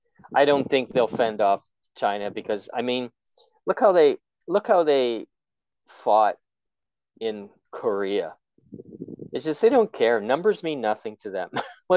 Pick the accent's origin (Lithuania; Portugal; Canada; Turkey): Canada; I'm Canadian